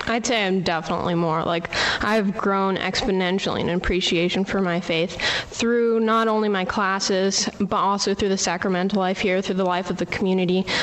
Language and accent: English; Albuquerque, New Mexico, United States; from Albuquerque, New Mexico.